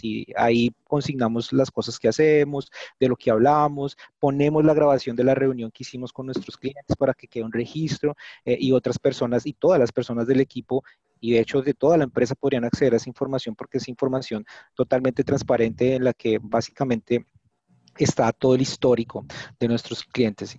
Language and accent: Spanish; Bogotá, Colombia; soy colombiano, bogotano también